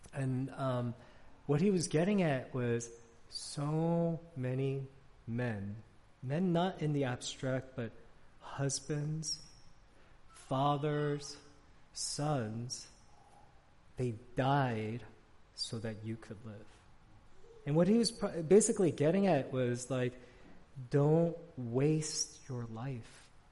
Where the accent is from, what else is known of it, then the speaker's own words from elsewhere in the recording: New York City, New York, United States; now in Arlington, Virginia, United States; I grew up in New York City